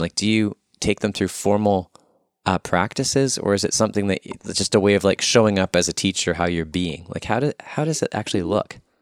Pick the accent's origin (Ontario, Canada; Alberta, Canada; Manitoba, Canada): Manitoba, Canada; Winnipeg; I'm here back in my hometown of Winnipeg.